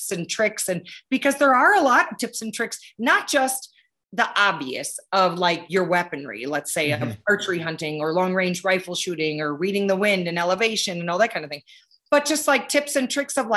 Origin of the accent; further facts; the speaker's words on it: Wisconsin, United States; I grew up in Wisconsin